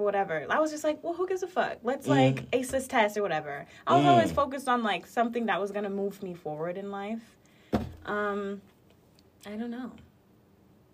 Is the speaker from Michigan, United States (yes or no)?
no; Brooklyn Park, Minnesota, United States; also born or lived in Liberia; now in New York, United States; I'm from Brooklyn Park, Minnesota